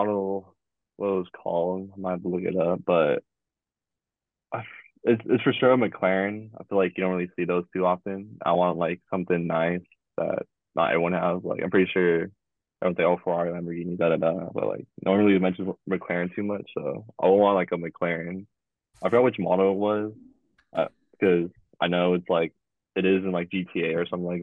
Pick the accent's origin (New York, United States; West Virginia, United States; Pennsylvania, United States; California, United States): California, United States; Oxnard; where I'm from, even Jordan to, like, Oxnard area